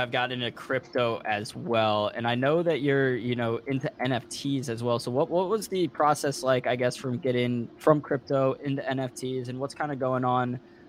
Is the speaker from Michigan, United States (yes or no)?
no; Missouri, United States; now in Detroit, United States; I'm from Missouri, which is in the Central Time Zone. And ever since I moved up here to Detroit